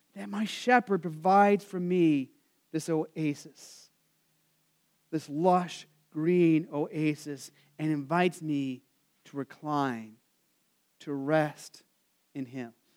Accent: Arizona, United States; I grew up in Arizona

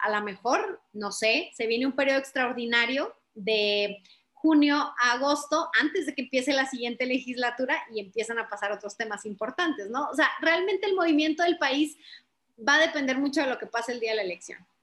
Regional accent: Chihuahua, Mexico; yo soy de Chihuahua del Norte

